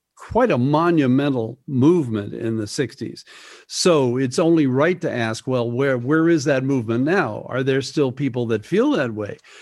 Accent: Midwest, United States; moved away; also born or lived in Greenwich Village, New York; a young kid growing up in the Midwest

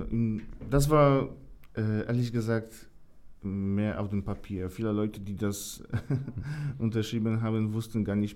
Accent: Poland; German is a second language; Und da gab es wirklich viele schlechte Informationen ähm, aus meiner Heimat.

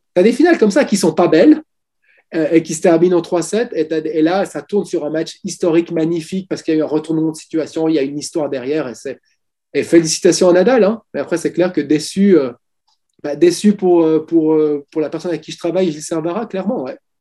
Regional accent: Switzerland; je suis suisse

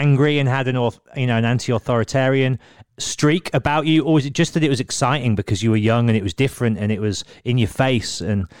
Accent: Birmingham, West Midlands, United Kingdom; I come from Birmingham as well

